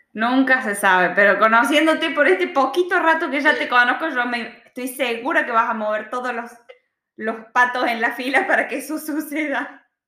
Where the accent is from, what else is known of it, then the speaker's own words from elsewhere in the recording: Argentina; moved away as an adult; now in Australia; yo ya me olvido las diferencias con Argentina